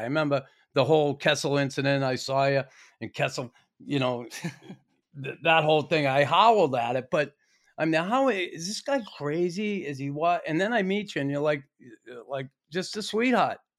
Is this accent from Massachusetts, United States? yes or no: yes; Boston, Massachusetts, United States; me as an American kid growing up in Boston